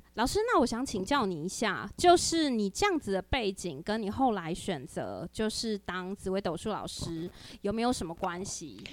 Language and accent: Chinese; Taipei, Taiwan; 因为地方妈妈一直都只有住在天龙国，没有看过那样子构造的房子。